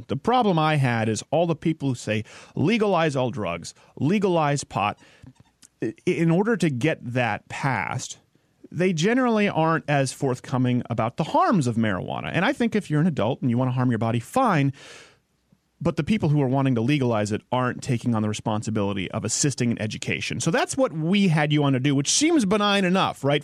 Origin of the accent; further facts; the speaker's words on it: Montreal, Quebec, Canada; I was raised in Montreal